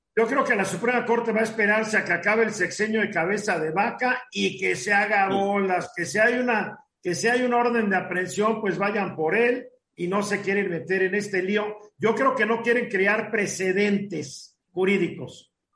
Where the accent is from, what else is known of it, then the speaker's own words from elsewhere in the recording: Mexico; a los mexicanos comunes y corrientes